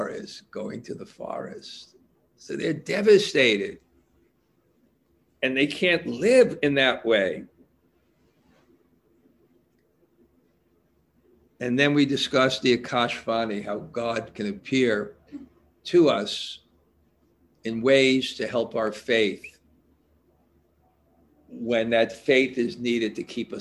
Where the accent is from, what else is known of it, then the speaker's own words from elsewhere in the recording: New York City, New York, United States; I grew up in Brooklyn